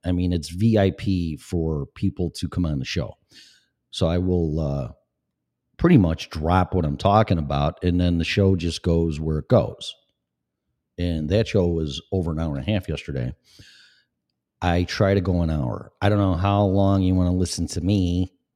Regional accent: Illinois, United States; moved away as an adult; also born or lived in Florida; now in Colorado, United States; I was born and raised in Illinois, shithole state

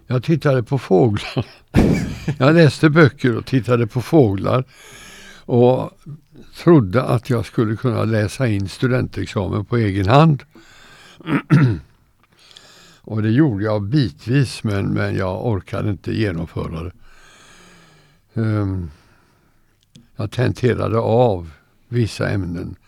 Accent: Gothenburg, Västra Götaland, Sweden; also born or lived in Kalmar; now in Torsby, Sweden; jag var två år när vi flyttade därifrån till Göteborg. Okay. Och sen blev Göteborg min hemstad

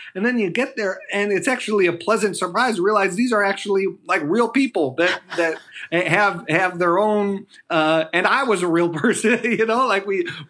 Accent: Buffalo, New York, United States; I'm from Buffalo, New York, and found my way to working with President Obama in the White House and on his campaigns.

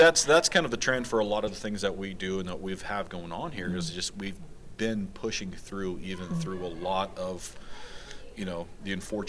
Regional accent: Las Vegas, Nevada, United States; born and raised in Vegas, right, in this school district

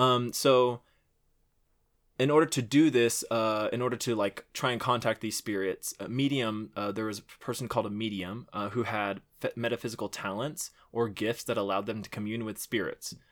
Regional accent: Houston, Texas, United States; there was a bayou that we used to play in 'cause I'm from Houston. I had a good childhood

